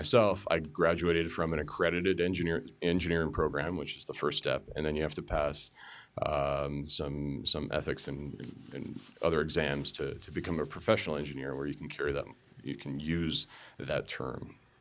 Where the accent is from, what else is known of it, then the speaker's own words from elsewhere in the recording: Markham, Ontario, Canada; born and raised in the suburb of Toronto, uh, called Markham